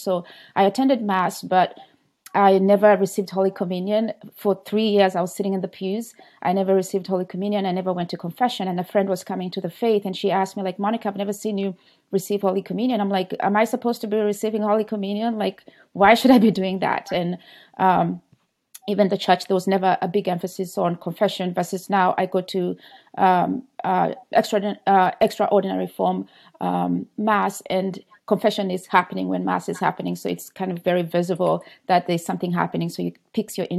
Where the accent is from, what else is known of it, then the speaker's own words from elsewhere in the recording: Kenya; moved away; I was born in Kenya and baptized Catholic